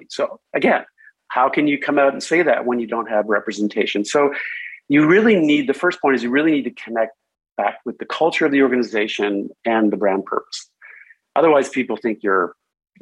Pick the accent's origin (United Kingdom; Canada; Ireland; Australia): Canada; moved away as an adult; also born or lived in Stockholm, Sweden; I grew up in, I was born in Canada, but I started my career in Stockholm, Sweden.